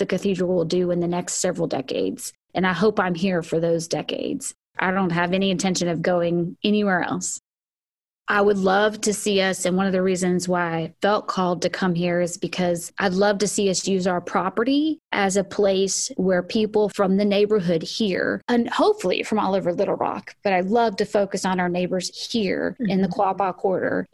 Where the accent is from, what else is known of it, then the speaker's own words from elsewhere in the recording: the South, United States; growing up in the South